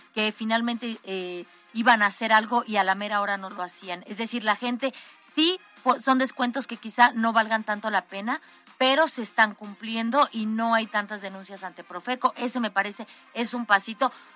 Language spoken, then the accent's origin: Spanish; Mexico